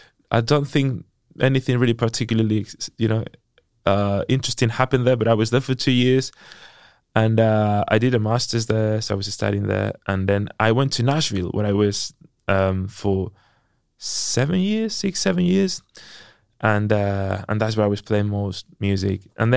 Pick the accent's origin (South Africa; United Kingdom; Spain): Spain; Mondragon, Basque Country; born there; So I was born in the Basque Country in northern Spain, in a place called Mondragon, Arrasate in Basque.